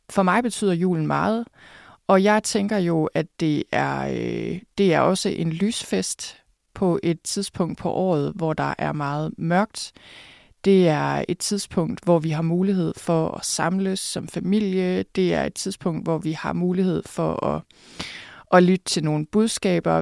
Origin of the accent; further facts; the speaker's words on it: Thy, North Denmark Region, Denmark; jeg er vokset op på landet i Thy